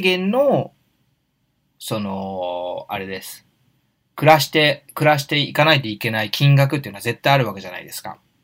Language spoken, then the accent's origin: Japanese; Miyazaki, Japan; 僕ら宮崎、宮崎出身なんで。